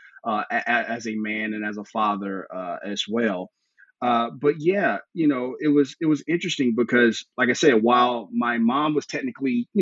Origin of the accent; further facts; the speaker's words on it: Memphis, Tennessee, United States; I grew up in the Bible Belt South, Memphis, Tennessee